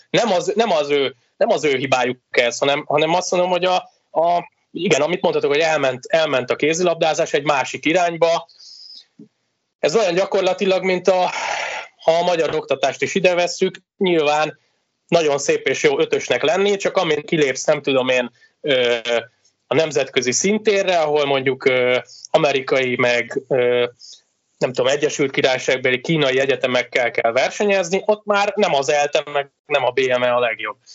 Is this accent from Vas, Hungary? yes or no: no; Veszprém, Veszprém County, Hungary; nem azért, mert Veszprémi vagyok